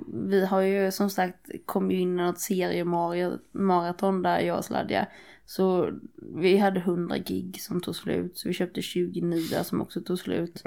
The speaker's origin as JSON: {"language": "Swedish", "town": "Nässjö", "region": "Jönköping County", "country": "Sweden", "said": "jag kommer från Nässjö, det är också en skithåla."}